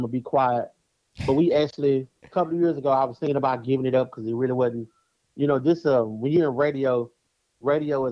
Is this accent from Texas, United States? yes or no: yes; Dallas, Texas, United States; I'm from Dallas, Texas